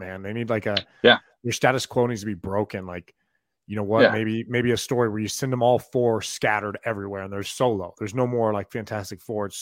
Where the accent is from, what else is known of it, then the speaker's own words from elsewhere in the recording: Boise, Idaho, United States; I grew up in Boise, Idaho